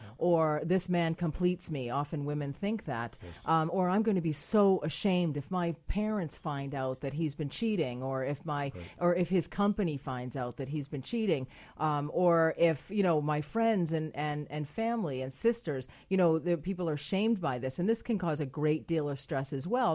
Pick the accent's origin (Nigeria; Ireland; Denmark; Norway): Ireland; now in Canada; I'm Irish